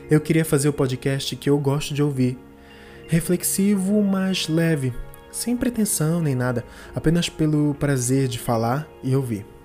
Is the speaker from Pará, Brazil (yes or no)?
yes; Belém, Pará, Brazil; eu sou aqui de Belém do Pará.